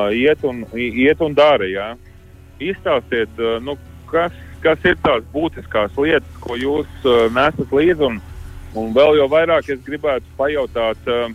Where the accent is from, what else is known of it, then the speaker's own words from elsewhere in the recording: Latvia; mēs esam latvieši